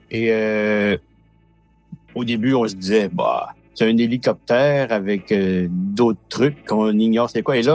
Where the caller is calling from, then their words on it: Matane, Quebec, Canada; je suis près de Matane, au Québec, au Canada.